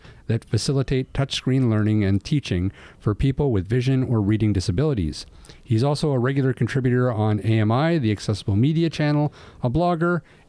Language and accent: English; Canada